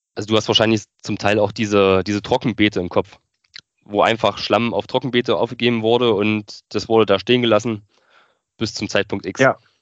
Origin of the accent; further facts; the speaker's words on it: northern Thuringia, Germany; also born or lived in Weimar; wollte mich dann aber wieder so in meiner Heimat zurück orientieren im Norden von Thüringen